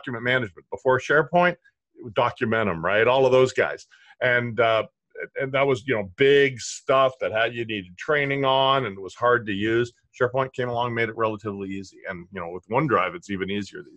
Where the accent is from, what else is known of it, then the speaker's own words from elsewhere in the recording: Canada; I'm Canadian